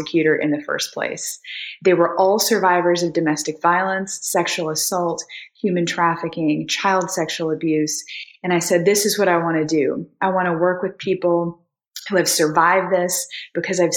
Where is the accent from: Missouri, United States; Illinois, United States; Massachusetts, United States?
Missouri, United States; moved away as an adult; now in Nashville, United States; I'm originally from Missouri and I came to Vanderbilt Law School in 2006